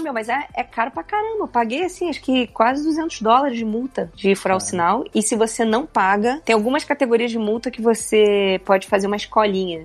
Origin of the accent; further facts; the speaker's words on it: Rio de Janeiro, Brazil; moved away; eu sou do Rio de Janeiro